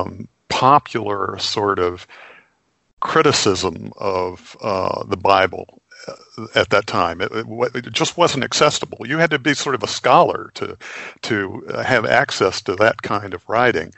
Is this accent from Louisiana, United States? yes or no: no; Texas, United States; I'm from Texas